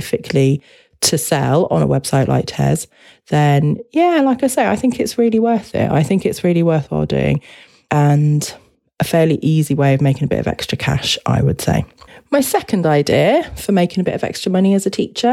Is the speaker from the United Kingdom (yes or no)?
yes; United Kingdom; as a British person